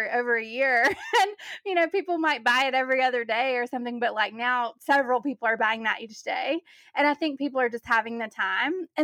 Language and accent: English; the South, United States; I'm from the South